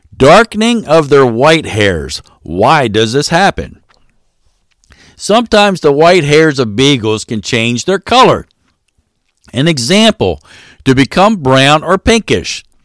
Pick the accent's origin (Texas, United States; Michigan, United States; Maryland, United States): Maryland, United States; I am from Maryland, so there is a R in washing